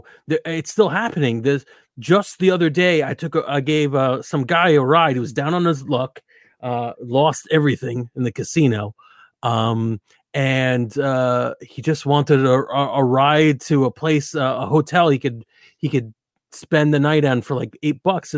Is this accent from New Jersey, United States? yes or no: yes; New Jersey, United States; I'm from New Jersey